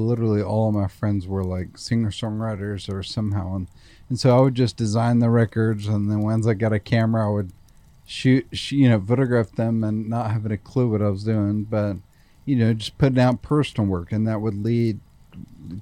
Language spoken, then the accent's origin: English; Nashville, Tennessee, United States; I certainly love growing up here